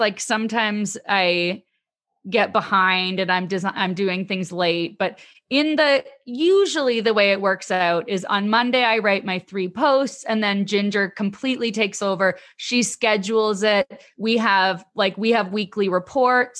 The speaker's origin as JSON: {"language": "English", "country": "Canada", "said": "I'm Canadian"}